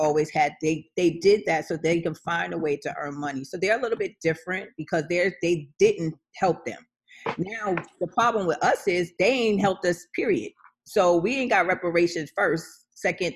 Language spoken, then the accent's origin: English; New York City, New York, United States; I was from Farmers.